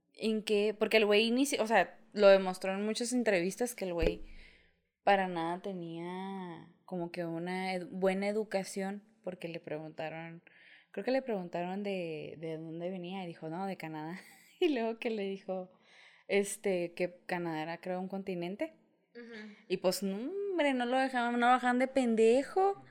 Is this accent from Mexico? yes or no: yes; Mexico; nací en México